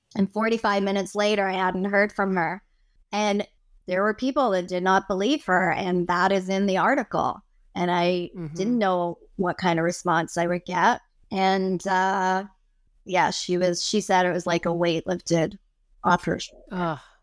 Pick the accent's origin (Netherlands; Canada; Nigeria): Canada; I'm Canadian